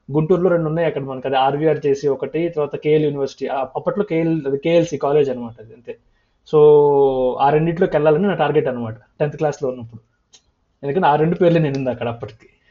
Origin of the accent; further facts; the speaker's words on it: Andhra Pradesh, India; also born or lived in Jangaon, Warangal district, Telangana / Prakasam district, Andhra Pradesh / Guntur, Andhra Pradesh; మొత్తం చిన్నప్పటి నుంచి పెరిగింది ఆంధ్రలోనే